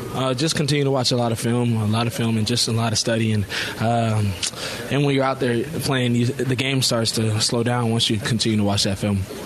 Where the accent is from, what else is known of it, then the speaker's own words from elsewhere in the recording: Atlanta, Georgia, United States; I'm from Atlanta